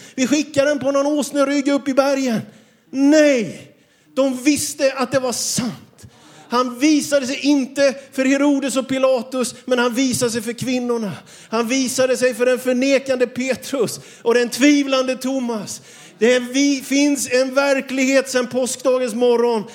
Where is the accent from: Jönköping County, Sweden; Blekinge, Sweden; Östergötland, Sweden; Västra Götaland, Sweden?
Jönköping County, Sweden; Björkeby; Jag kommer från Björkeby utanför Vetlanda. Jag är uppvuxen i en by med mer kossor än människor till invånare